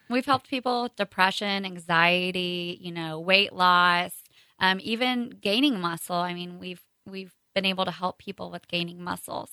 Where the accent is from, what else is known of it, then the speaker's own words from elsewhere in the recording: Kearney, Missouri, United States; I was born and raised here in Kearney